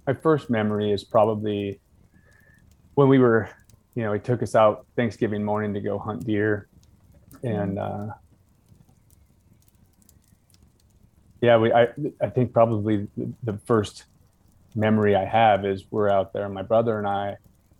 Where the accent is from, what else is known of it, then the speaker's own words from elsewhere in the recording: North Idaho, United States; I was born and raised in North Idaho, where that was just a lifestyle